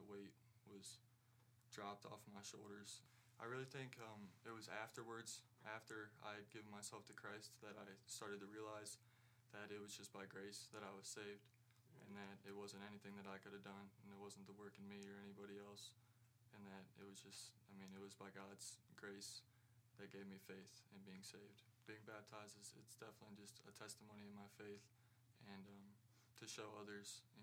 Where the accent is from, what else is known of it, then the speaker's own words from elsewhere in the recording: Tallmadge, Ohio, United States; I'm from Ogador, Ohio